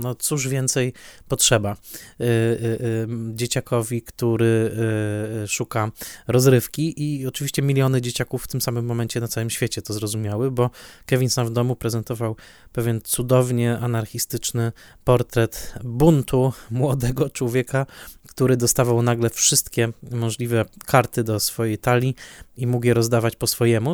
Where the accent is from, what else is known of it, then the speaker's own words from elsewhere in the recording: Silesian Voivodeship, Poland; Ja dorastałem na Śląsku